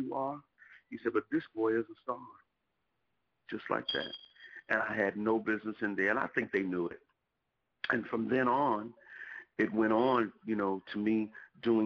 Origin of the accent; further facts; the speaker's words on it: Newark, New Jersey, United States; I was from Newark. I was a young guy.